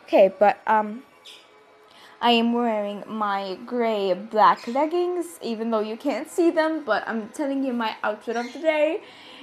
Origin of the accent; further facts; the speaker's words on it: Malta; I'm from Malta